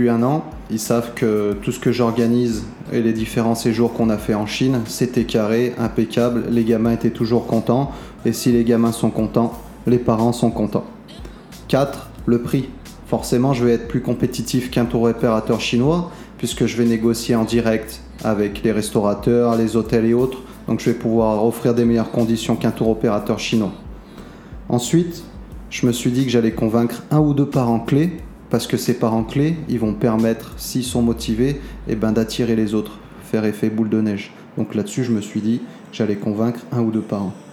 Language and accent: French; France; Bah un, je suis français, donc forcément, je connais mieux la France qu'un tour opérateur chinois